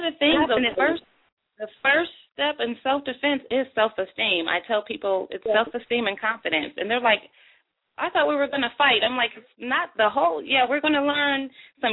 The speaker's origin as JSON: {"language": "English", "town": "Buffalo", "region": "New York", "country": "United States", "tie": "born or raised there", "moved": "yes", "lives_now": "Atlanta, United States", "said": "my hometown of Buffalo, New York."}